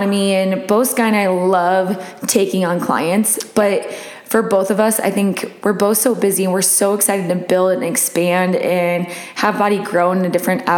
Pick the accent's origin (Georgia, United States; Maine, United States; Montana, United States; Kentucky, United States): Montana, United States; moved away; growing up in Montana, my dad really ruined beef until I go home